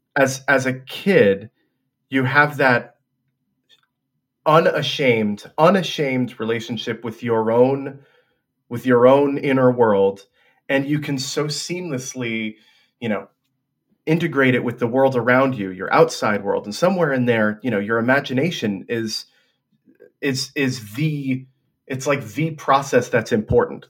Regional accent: Hudson River, New York, United States; moved away; also born or lived in Boston; I grew up on the Hudson River, uh, could see the river, could see the mountains sort of from my attic bedroom window

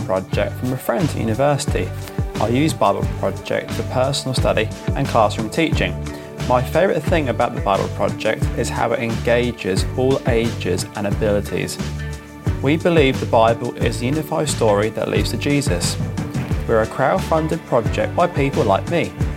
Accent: United Kingdom; I'm from Great Britain

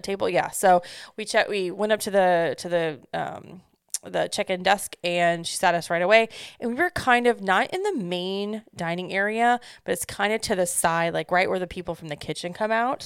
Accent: Midwest, United States; I'm from the Midwest

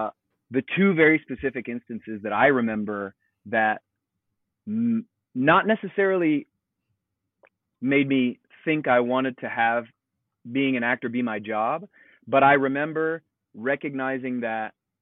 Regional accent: Southern Oklahoma, United States; I grew up in Southern Oklahoma in a small town of about 20,000 people

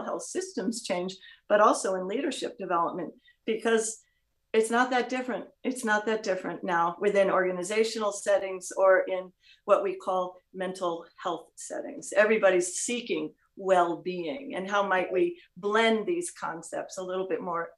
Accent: New York City, New York, United States; there I was in my hometown, New York City

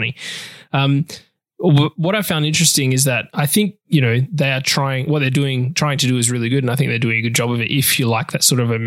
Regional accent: Australia; I'm Australian.

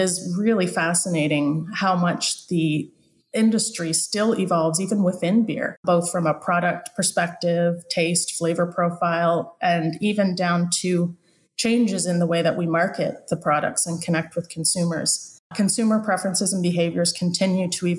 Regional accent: London, Ontario, Canada; I grew up in London. And after having gone to university, I went back to London

